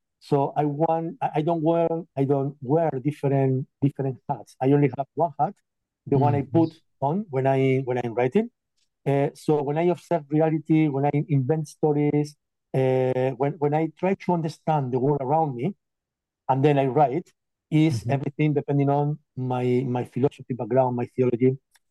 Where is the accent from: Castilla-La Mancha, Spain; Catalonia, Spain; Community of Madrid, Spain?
Castilla-La Mancha, Spain; moved away as an adult; now in United Kingdom; I am originally from Spain, but about 15 years ago or so, I just left the country